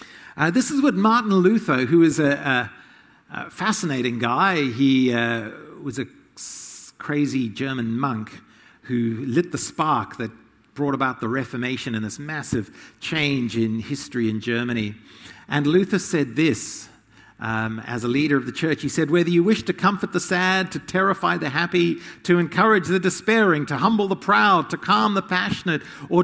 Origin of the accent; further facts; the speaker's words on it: Zimbabwe; Zimbabwe. I grew up in Rhodesia, part of my growing up. It became Zimbabwe.